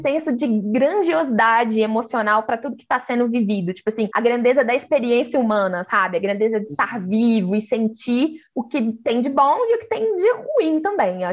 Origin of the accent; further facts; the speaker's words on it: Minas Gerais, Brazil; eu sou mineira